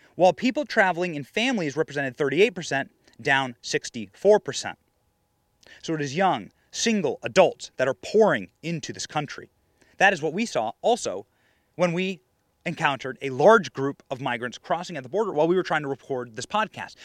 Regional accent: Iowa, United States; I was raised in Iowa.

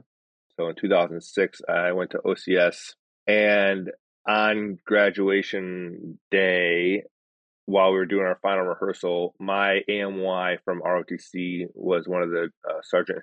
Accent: Chicago, Illinois, United States; moved away as an adult; So I came from Chicago. I grew up on the south side of the city

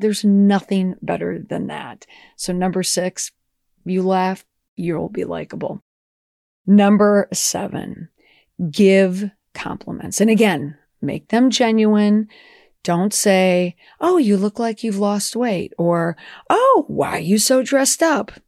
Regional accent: Minnesota, United States; growing up in Minnesota, oh, geez, you know, everyone was so nice to your face

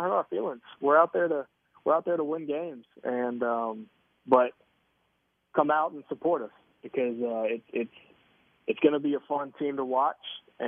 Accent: Tobacco Road, North Carolina, United States; moved away as an adult; now in Kansas City, United States; I grew up on Tobacco Road. I grew up an ACC fan

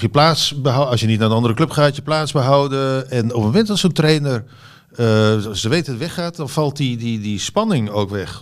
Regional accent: Utrecht, Netherlands; moved away; also born or lived in Barcelona; ik kom uit Utrecht

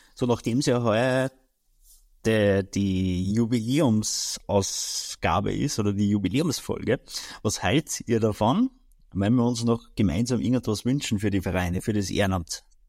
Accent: Austria

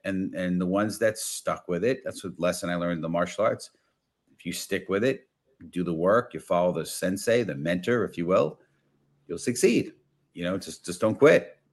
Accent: New York City, New York, United States; I grew up in the Bronx

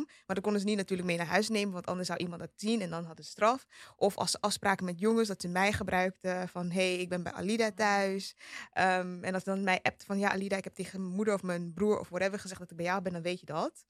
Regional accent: Amsterdam, North Holland, Netherlands; Ik ben in Amsterdam West opgegroeid

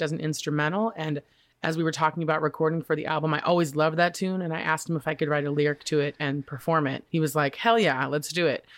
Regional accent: Boise, Idaho, United States; moved away; growing up in Boise

